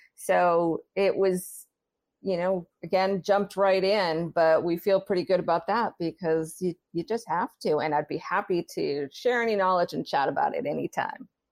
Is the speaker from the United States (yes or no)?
yes; Massachusetts, United States; now in Maryland, United States; I'm originally from Massachusetts